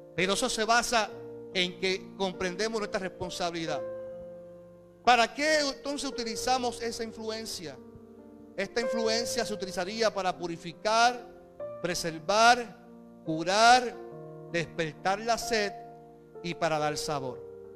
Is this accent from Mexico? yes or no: no; Carolina, Puerto Rico; also born or lived in Caguas; somos de Carolina y Carolina es un corillo